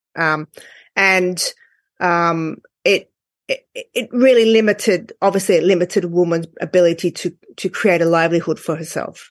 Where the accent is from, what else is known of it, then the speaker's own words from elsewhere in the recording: Australia; I'm from Australia